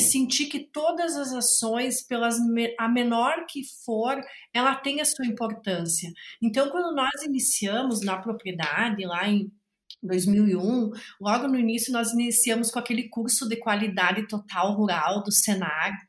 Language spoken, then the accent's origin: Portuguese; Carazinho, Rio Grande do Sul, Brazil; eu sou aqui de Carazinho, do Rio Grande do Sul